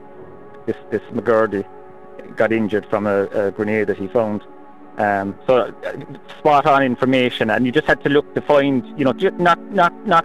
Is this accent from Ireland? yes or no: yes; Cork, Munster, Ireland; I'm from Cork